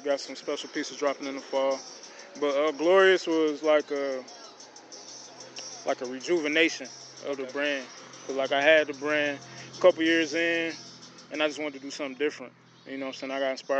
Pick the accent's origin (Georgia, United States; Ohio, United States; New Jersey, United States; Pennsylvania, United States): Ohio, United States; Dayton; also born or lived in Trotwood, Ohio; I am born and raised in Dayton. Mostly lived in Trotwood, but with my pops, with my mom and sisters, they lived in Dayton most of their life.